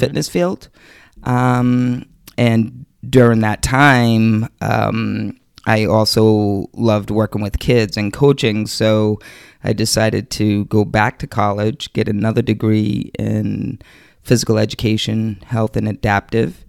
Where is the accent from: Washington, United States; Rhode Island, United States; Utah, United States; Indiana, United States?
Rhode Island, United States; East Providence; I grew up in East Providence, Rhode Island. Um, I'm still currently there.